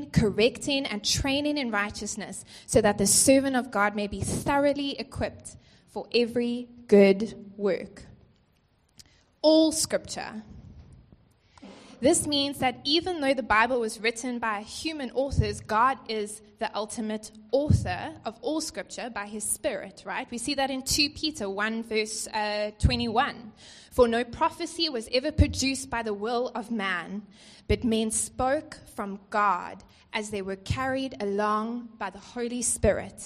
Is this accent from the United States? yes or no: no; East London, Eastern Cape, South Africa; moved away as an adult; I came from the Eastern Cape in East London, and I came up here to study, and I just haven't left.